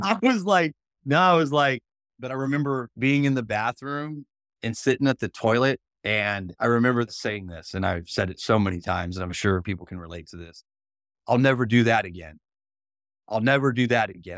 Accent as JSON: {"language": "English", "town": "Union", "region": "Mississippi", "country": "United States", "tie": "born or raised there", "said": "it's Mississippi, that's where I was born, I was born in Union, Mississippi"}